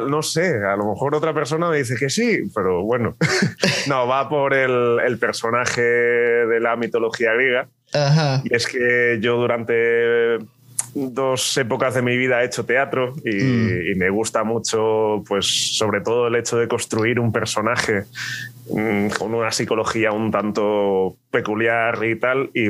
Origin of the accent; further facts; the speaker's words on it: Terrassa, Catalonia, Spain; born there; now in Alicante, Spain; yo nací en Tarrasa, que está cerquita de Barcelona. Ah, ok. Pero mi casa y mi familia y mi todo está en un pueblecito de Almería.